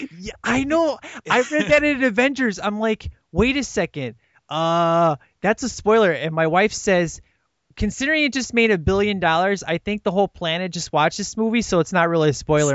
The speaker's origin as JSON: {"language": "English", "town": "Chicago", "region": "Illinois", "country": "United States", "tie": "born or raised there", "said": "one of my great friends in Chicago. Uh, I grew up with this guy, went to church forever"}